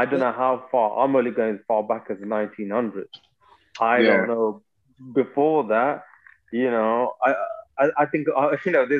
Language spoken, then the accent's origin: English; United Kingdom; as British people